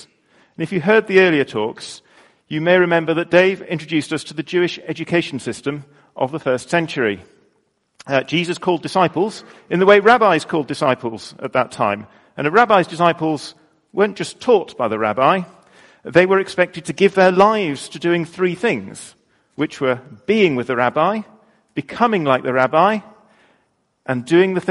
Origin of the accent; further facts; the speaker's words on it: United Kingdom; I'm British